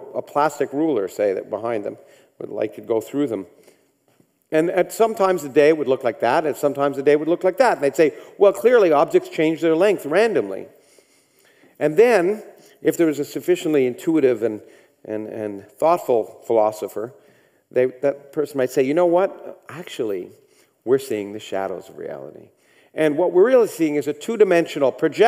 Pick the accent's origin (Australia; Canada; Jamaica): Canada; I grew up in Canada